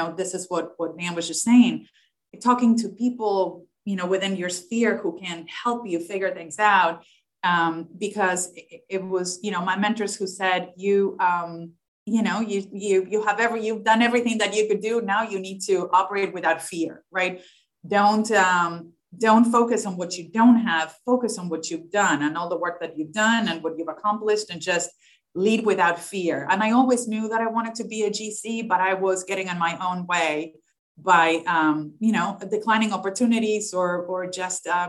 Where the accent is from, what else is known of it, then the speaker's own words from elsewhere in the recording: Argentina; English is a second language; moved away; I had an accent. I was from Argentina. I was not American.